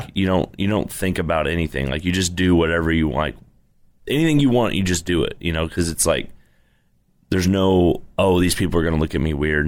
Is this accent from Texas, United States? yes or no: yes; Irving, Texas, United States; also born or lived in Abilene / Arlington; I grew up in Irving